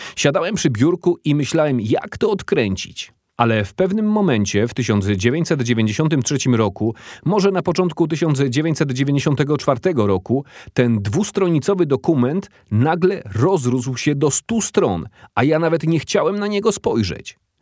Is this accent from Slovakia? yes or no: no; Watford, East of England, United Kingdom; Dorastałem na osiedlu domów komunalnych w podlondyńskiej miejscowości Watford